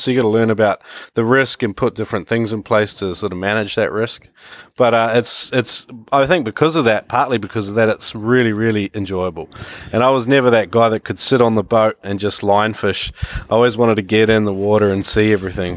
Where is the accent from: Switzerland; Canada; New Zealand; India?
New Zealand; moved away as an adult; also born or lived in Australia; now in China; I come from New Zealand originally, where, uh, where it all began in the water for me. Uh, yeah, and, uh, moved to Australia in my early twenties